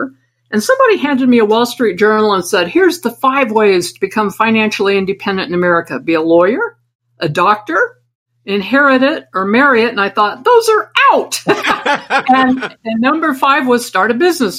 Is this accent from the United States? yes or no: yes; Idaho, United States; moved away; I came from Idaho, and I was a shy and bullied kid